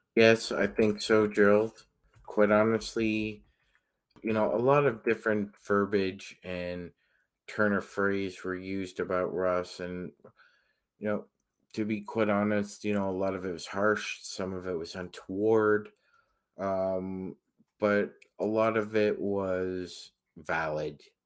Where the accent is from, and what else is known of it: Toronto, Ontario, Canada; born or raised there